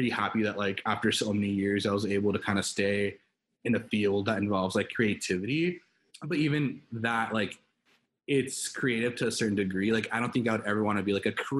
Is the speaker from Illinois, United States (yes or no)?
no; Los Angeles, California, United States; born and raised in Los Angeles, California